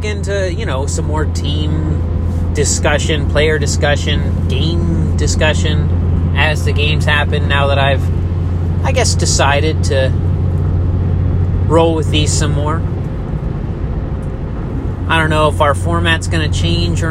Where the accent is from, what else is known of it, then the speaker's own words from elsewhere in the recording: United States; I'm American